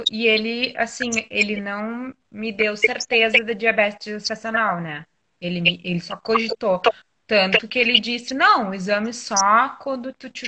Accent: Jaguarão, Rio Grande do Sul, Brazil; eu sou de Jaguarão, Rio Grande do Sul. Bem lá, com a fronteira com o Uruguai.

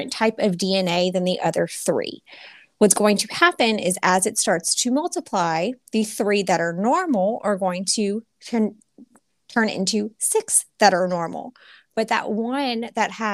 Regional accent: Louisiana, United States; moved away as an adult; I'm from Louisiana, so I always wanted to come back home

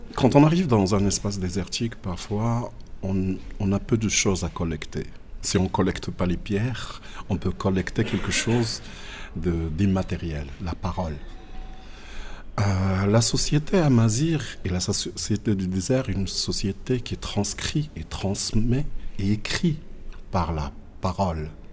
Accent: Agadir, Souss-Massa, Morocco; also born or lived in Akka; je suis né à Aka. Euh, vite fait, j'ai vu mes parents immigrer partir encore dans le sud, mais cette fois-ci dans la ville. C'était à, à Agadir, où j'ai passé ma petite enfance

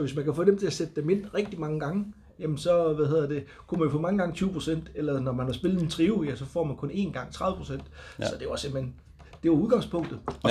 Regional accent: Bornholm, Capital Region of Denmark, Denmark; Jeg kommer fra Bornholm

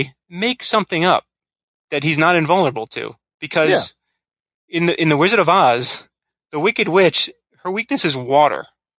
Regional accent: Florida, United States; I grew up in Florida

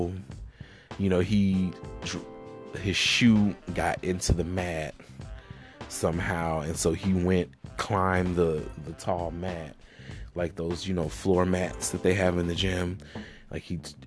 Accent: Alabama, United States; now in Atlanta, United States; I'm from Alabama. I live in Atlanta now, but obviously, that's where I'm from

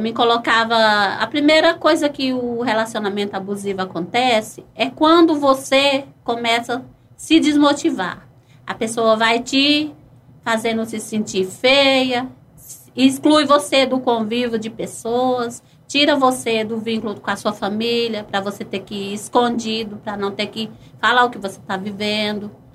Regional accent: Piancó, Paraíba, Brazil; moved away; also born or lived in Ribeirão; eu sou de uma cidade de Piancó, é, Paraíba

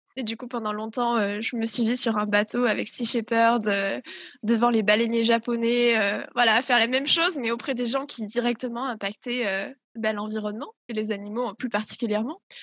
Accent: south-west France, France; je viens du sud-ouest de la France, dans lequel j'ai toujours grandi

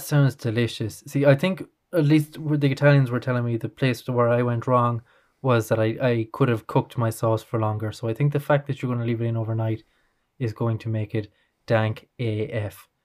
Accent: Ireland; being Irish

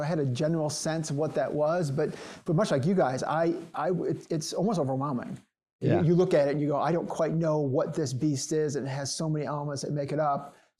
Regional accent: Chicago, Illinois, United States; From Chicago.

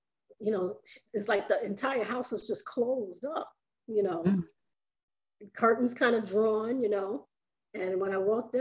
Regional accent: New York, United States; also born or lived in South Carolina; I was born in August of the year that they were married, and as soon as I was strong enough and healthy, they moved to New York

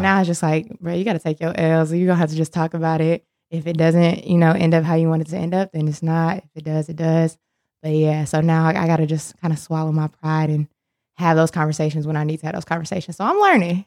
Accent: Milwaukee, Wisconsin, United States; moved away as an adult; also born or lived in Indiana / Chicago, Illinois; now in Charlotte, United States; I was born and raised in Milwaukee, Wisconsin

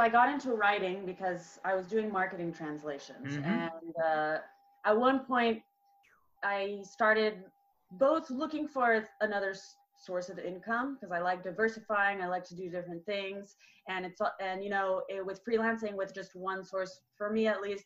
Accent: Southern California, United States; moved away as an adult; also born or lived in France; now in Barcelona, Spain; I grew up in California, in Southern California, in the desert in between LA and San Diego.

